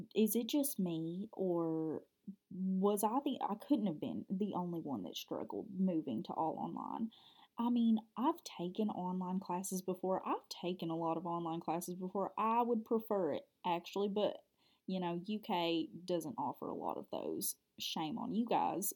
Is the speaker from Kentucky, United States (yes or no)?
yes; Cub Run, Kentucky, United States; I'm from a small town in South Central Kentucky. It's called Cub Run